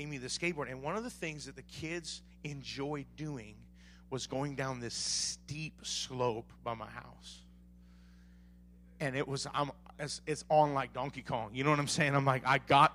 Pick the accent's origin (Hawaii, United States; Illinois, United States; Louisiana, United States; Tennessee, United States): Hawaii, United States; Maui; I grew up in Maui my whole life